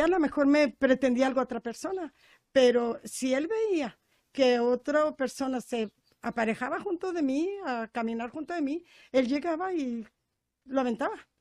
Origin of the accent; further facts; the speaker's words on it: Práxedis G. Guerrero, Chihuahua, Mexico; soy de Prajeisque Guerrero, pero es un ranchito de Rancho Nuevo, Distrito Bravo, Chihuahua